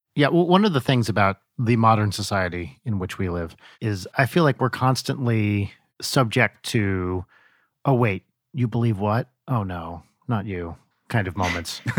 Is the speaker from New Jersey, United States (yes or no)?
yes; New Jersey, United States; moved away; also born or lived in London; growing up in New Jersey